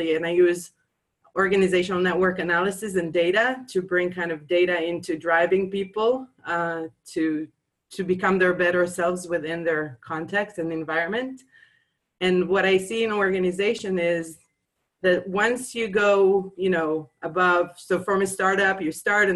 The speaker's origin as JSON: {"language": "English", "town": "Jerusalem", "region": "Jerusalem District", "country": "Israel", "said": "I'm from Jerusalem in Israel."}